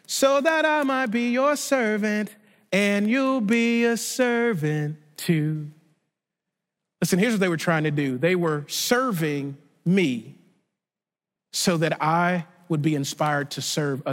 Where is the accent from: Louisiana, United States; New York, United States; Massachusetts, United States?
Louisiana, United States; Shreveport; the small charismatic church that I grew up in Shreveport, Louisiana